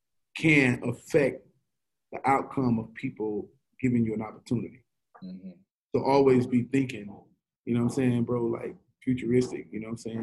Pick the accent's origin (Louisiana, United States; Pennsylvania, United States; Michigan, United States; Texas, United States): Louisiana, United States; Shreveport; born or raised there